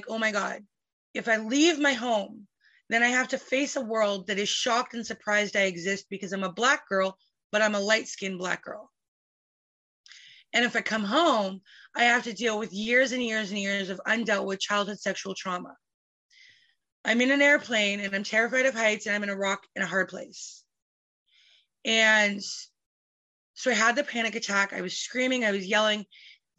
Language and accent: English; Calgary, Alberta, Canada; now in British Columbia, Canada; I was born in Calgary